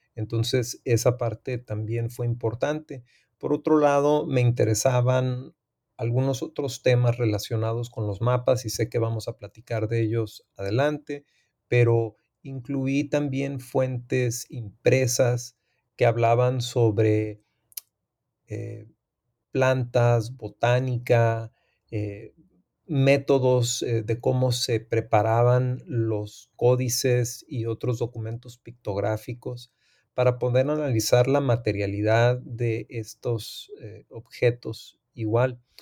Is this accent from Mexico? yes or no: yes; Tijuana, Baja California, Mexico; born or raised there; also born or lived in United States / San Diego